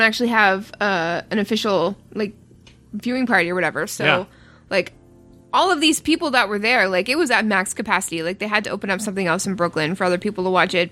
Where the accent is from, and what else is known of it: Ottawa, Ontario, Canada; moved away